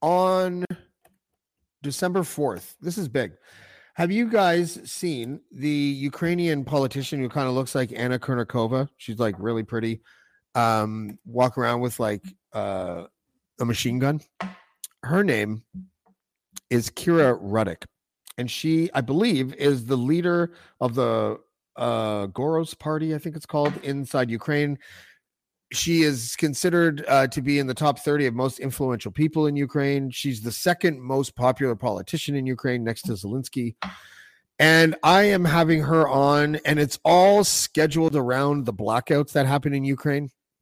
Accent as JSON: {"language": "English", "town": "Montreal", "region": "Quebec", "country": "Canada", "tie": "born there", "said": "I don't speak French. I was born in Montreal. I spent all my summers in Lac Bleu, which is, I don't know where, somewhere."}